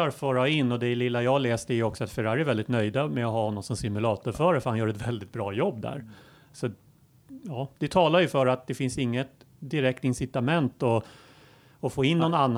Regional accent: Sweden; som svensk

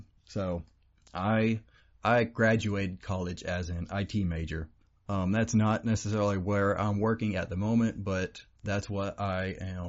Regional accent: Oklahoma, United States; we were raised in Oklahoma. We were raised in the country where you have nothing but dirt roads and trees and dirt, more dirt, and rocks grow faster than plants do.

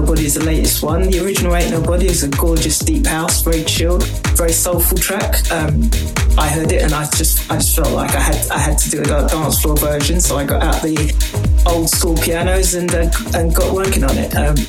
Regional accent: London, United Kingdom; I'm a producer from London.

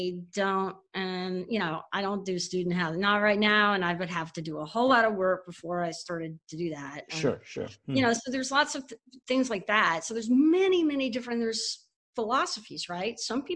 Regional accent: Houston, Texas, United States; also born or lived in Dallas, United States / North Carolina, United States; So, I mean, I grew up in Texas.

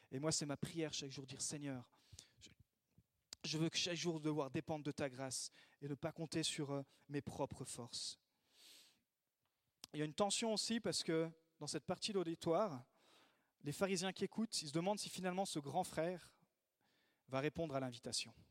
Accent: France; also born or lived in Italy; Moi, je suis pas né dans l'Église parce que je suis né en Italie, mais je suis arrivé en France des parents missionnaires. Donc, euh, dès l'âge de de deux ans, j'étais dans toutes les r

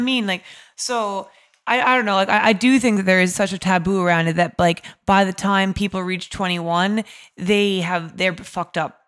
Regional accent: New York, United States; moved away as an adult; now in London, United Kingdom; I'm from New York originally

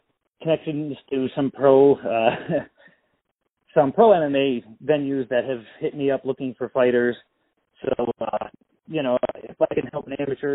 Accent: Massachusetts, United States; I grew up in Massachusetts

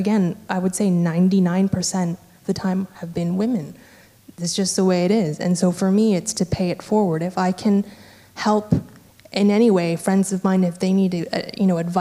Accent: Vancouver, British Columbia, Canada; I'm from Vancouver in Canada

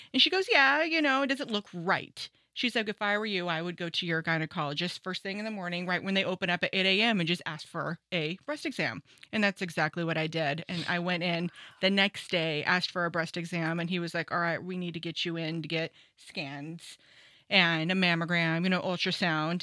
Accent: Santa Maria, California, United States; also born or lived in San Diego; I grew up in Santa Maria, lived there the majority of my life with a short, kind of long stint in San Diego

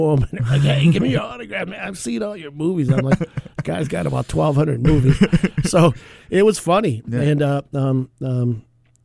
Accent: Racine, Wisconsin, United States; born or raised there; moved away

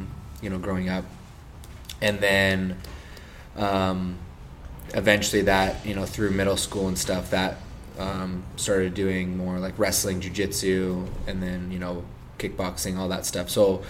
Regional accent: Encinitas, California, United States; also born or lived in Denver, Colorado; I grew up in Encinitas, California.

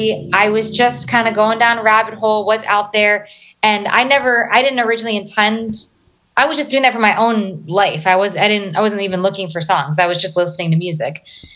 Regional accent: East Coast, United States; So I'm a military kid. So I'm from up and down the East Coast. Just moved around a ton, primarily in the DMV, DC, Maryland, Virginia area.

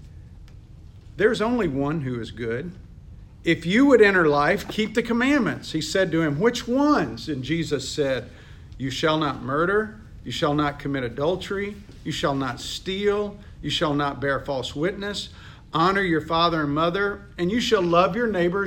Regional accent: United States; I'm from America

